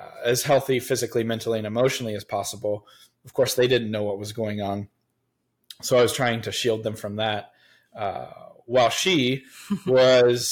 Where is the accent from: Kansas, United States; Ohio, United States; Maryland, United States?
Ohio, United States; Central; I am born and raised in Central Ohio